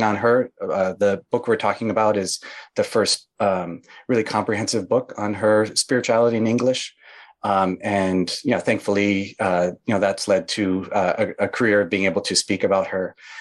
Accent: Midwest, United States; I grew up in the Midwest in the United States, a rural town.

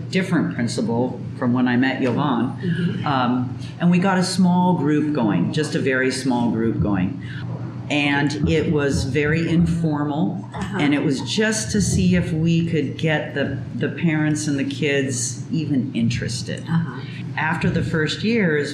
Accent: California, United States; moved away as an adult; also born or lived in Oregon; now in Mexico; I was born in California, raised there

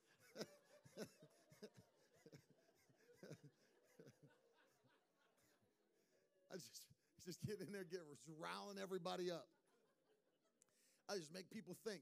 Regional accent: West Virginia, United States; I grew up in West Virginia

